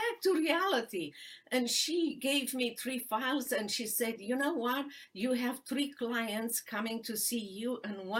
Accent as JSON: {"language": "English", "country": "Romania", "tie": "born or raised there", "second_language": "English", "moved": "as an adult", "lives_now": "Dallas, United States", "said": "I was born in Romania during the socialist and communist regime"}